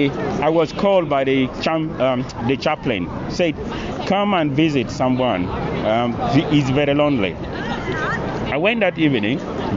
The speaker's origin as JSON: {"language": "English", "country": "Uganda", "said": "When you talk about culture, I'm coming from an African culture. {S0} Where are you from exactly? {S1} From Uganda."}